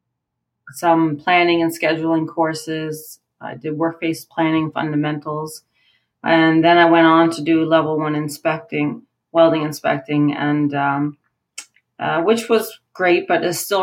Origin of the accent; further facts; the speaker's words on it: Newfoundland and Labrador, Canada; moved away as an adult; now in Alberta, Canada; I moved to Alberta 17 years ago. I'm originally from Newfoundland.